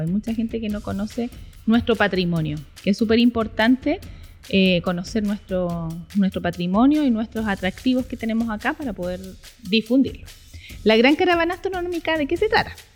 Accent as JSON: {"language": "Spanish", "town": "Iquique", "region": "Tarapacá", "country": "Chile", "said": "somos psiquiqueñas, pero no conocemos nuestro lugar donde habitamos"}